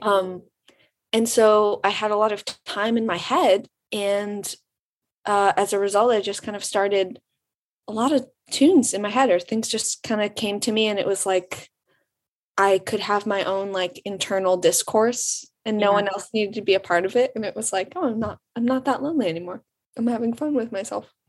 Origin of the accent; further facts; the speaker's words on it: Birmingham, Michigan, United States; moved away as an adult; now in Ann Arbor, United States; I'm from um, Birmingham, Michigan